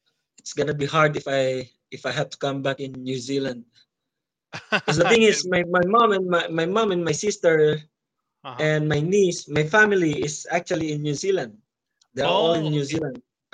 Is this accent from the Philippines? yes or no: yes; Philippines; And that's the first belt my hometown has. My hometown in VSE didn't have any belt or didn't have a professional athlete. I'm the only one there. I'm the only one. And yeah, so it's good. It's a good stay here in Philippines.